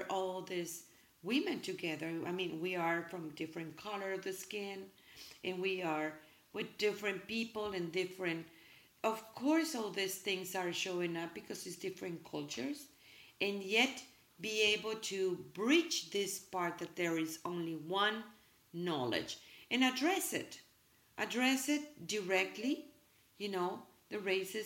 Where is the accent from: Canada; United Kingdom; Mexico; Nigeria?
Mexico; English is a second language; now in United States; I'm from Mexico, and we are proud of our roots